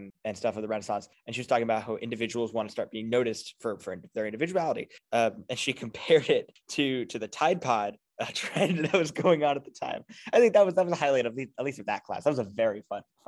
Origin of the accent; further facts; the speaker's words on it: New Jersey, United States; moved away as an adult; now in Boston, United States; I come from New Jersey